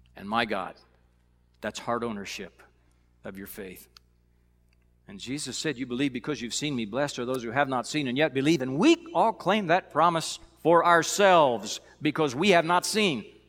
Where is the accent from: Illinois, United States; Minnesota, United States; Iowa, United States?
Illinois, United States; now in Missouri, United States; Growing up in Illinois